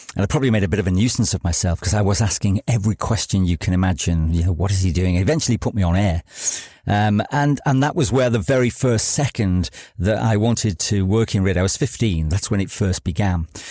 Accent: Chester, North West England, United Kingdom; moved away as an adult; also born or lived in Wales; I grew up just outside Chester

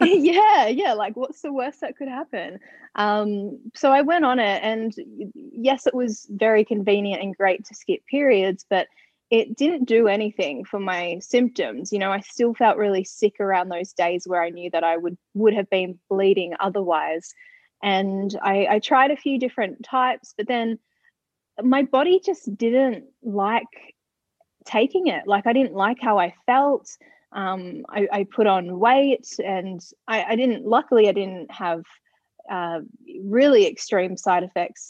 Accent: Ballarat, Victoria, Australia; moved away; I was back in my hometown of Ballarat

